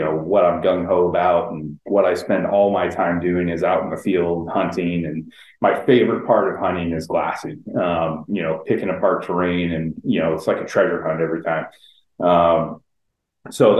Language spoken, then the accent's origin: English; San Diego, California, United States; I was born and raised in San Diego.